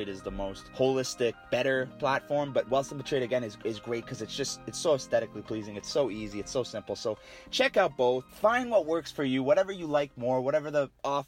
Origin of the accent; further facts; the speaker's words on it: Canada; we're all Canadian